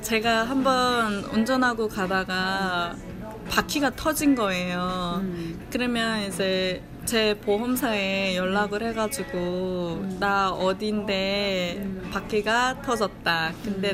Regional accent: North Korea; moved away as an adult; now in Virginia, United States

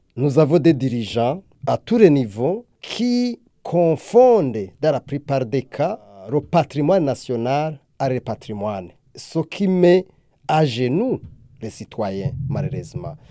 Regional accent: Burundi; also born or lived in Europe; Maintenant, je suis ici aux États-Unis, dans le cadre de ce sommet, mais je viens du Burundi

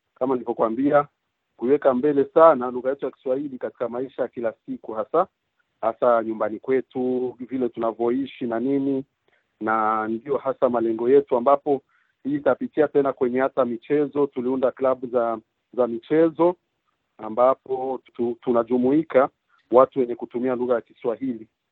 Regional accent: Burundi; also born or lived in Quebec, Canada; now in Canada; Mimi ni mtu kutoka Burundi ambapo sasa hivi naishi hapa Canada

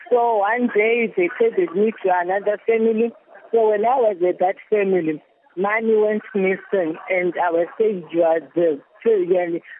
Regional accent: Zimbabwe; moved away as an adult; now in Kuwait; I came from Zimbabwe to Kuwait.

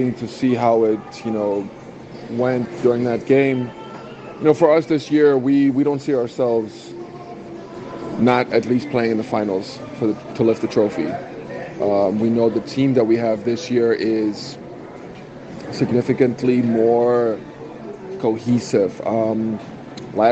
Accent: United States; now in South Africa; growing up in the States for a good amount of my life

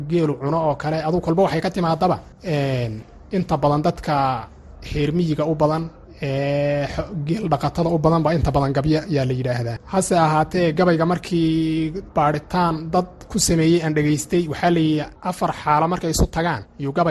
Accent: Kebri Dahar, Somali Region, Ethiopia; waxaan ku soo koray anigu ama aan ku dhashay baadiye gobolka qoraxay magaalada qabri korkeeda meelahaas baadiyihii baan ku soo koray heer xoola dhaqataa ah oo geel dhaqataa ah baadiyihii baan ku barbaaray intaa kadib baan marka magaalada soo galay

